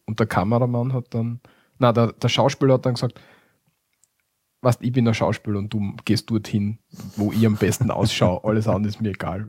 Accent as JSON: {"language": "German", "country": "Austria", "said": "bei uns in Österreich"}